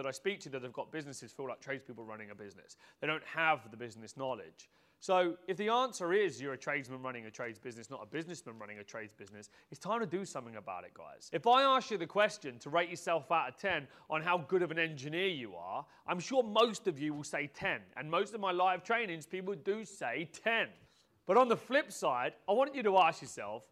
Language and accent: English; Peterborough, East of England, United Kingdom; I was born in Peterborough. I started off my life in this modest terraced house